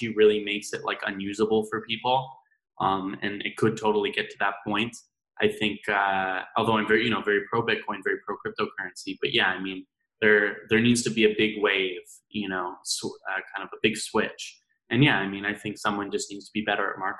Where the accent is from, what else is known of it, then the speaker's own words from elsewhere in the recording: Idaho, United States; I grew up in Idaho, right? That's where I went to school